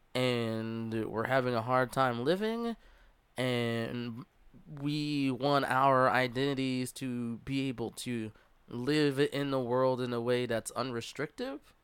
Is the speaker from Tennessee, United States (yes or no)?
no; Philadelphia, Pennsylvania, United States; I'm from Philadelphia